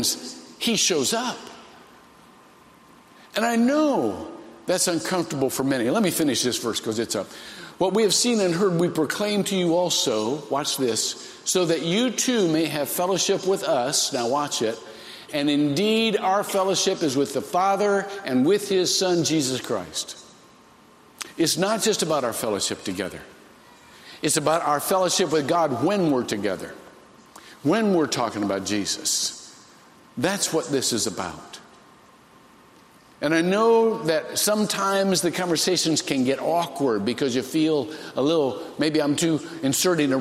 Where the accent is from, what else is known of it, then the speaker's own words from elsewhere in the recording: Shelby, Ohio, United States; I grew up in Shelby, Ohio.